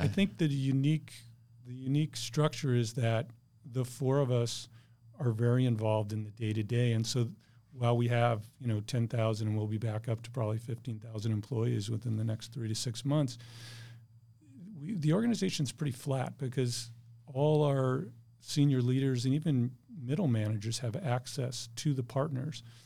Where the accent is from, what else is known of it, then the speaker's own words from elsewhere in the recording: Bloomfield, Connecticut, United States; moved away as an adult; now in San Diego, United States; I grew up in a small town called Bloomfield, Connecticut